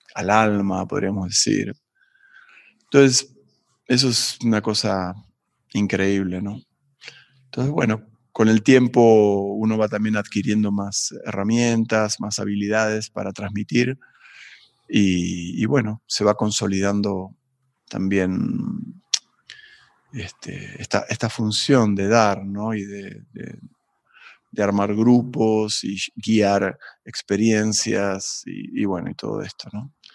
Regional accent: Buenos Aires, Argentina; moved away as an adult; also born or lived in Tafí del Valle, Tucumán, Argentina / United States; now in Mexico; yo nací en Buenos Aires, en un barrio que se llama Barrio Piedrabuena

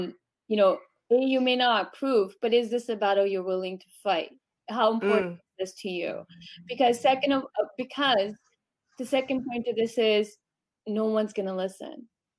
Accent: Canada; growing up in Canada

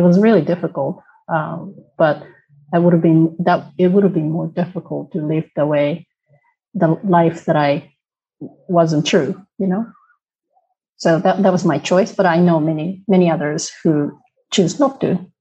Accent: Tokyo, Japan; first language Japanese; English is a second language; moved away as an adult; now in Netherlands; originally from Tokyo. Um, I'm half Korean, half Japanese. I have a Korean name

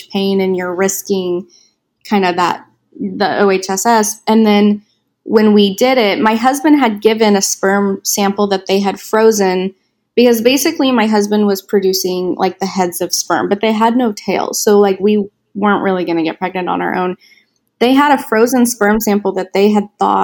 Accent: Wichita, Kansas, United States; moved away as an adult; now in California, United States; my hometown is in Wichita, Kansas

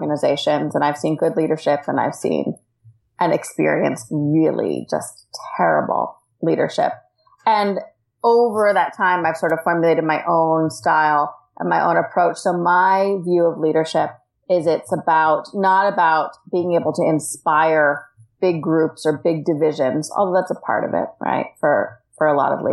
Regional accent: United States; moved away as an adult; also born or lived in Washington, D.C.; now in Australia; I am an American expat, and I live in the Australian outback

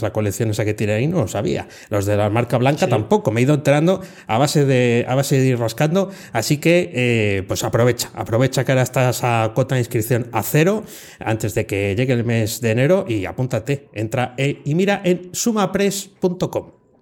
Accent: Province of Valladolid, Castile and León, Spain; en la provincia de Valladolid. Voy a hacer un poco promoción de mi tierra

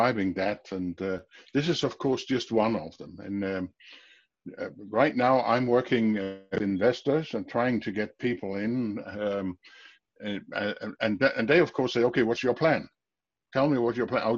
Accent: Denmark; I'm from Denmark, speaking from Denmark now, my home office

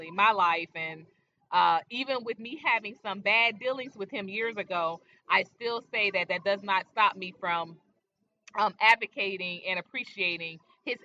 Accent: Philadelphia, Pennsylvania, United States; I'm from Philly

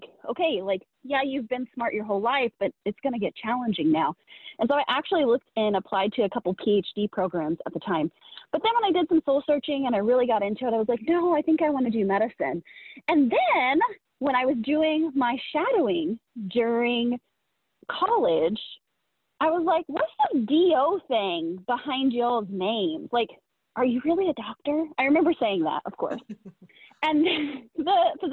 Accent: Indiana, United States; also born or lived in Kansas City; So I'm from the Midwest. I'm from Indiana originally.

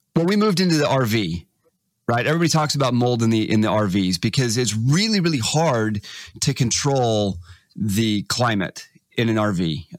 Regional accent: Texas, United States; moved away; I grew up in Texas, 90% humidity.

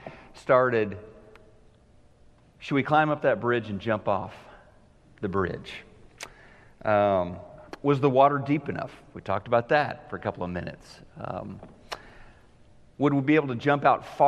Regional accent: the Ozarks, United States; I was 16 years old, growing up in the Ozarks

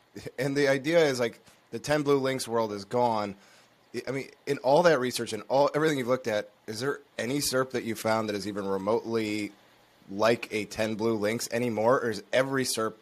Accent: Detroit, Michigan, United States; I grew up in Detroit

